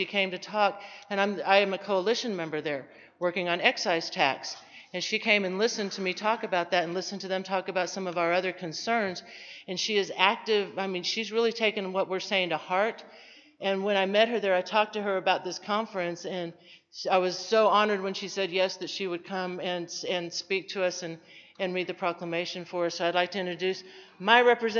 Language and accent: English; San Antonio, Texas, United States; I am from San Antonio, the current TAAP president